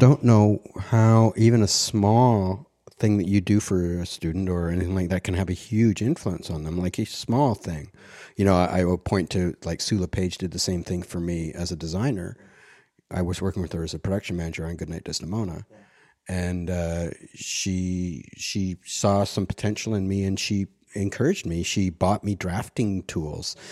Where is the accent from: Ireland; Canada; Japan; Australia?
Canada; Ottawa, Ontario; born or raised there; also born or lived in Montreal; now in Toronto, Canada